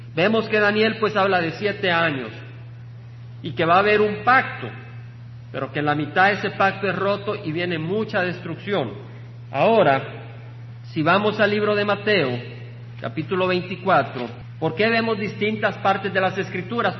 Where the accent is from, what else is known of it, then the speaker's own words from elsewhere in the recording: El Salvador; El país del Salvador, de donde vengo